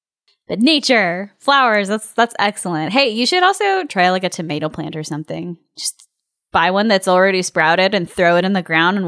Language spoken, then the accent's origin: English; California, United States; As a Californian, it was just magical to see these little bunny rabbits.